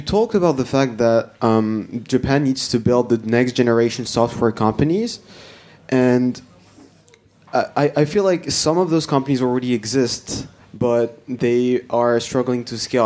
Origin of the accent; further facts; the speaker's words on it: France; moved away; I'm from France, and I'm currently in international marketing at uh, Mitsubishi Fuso.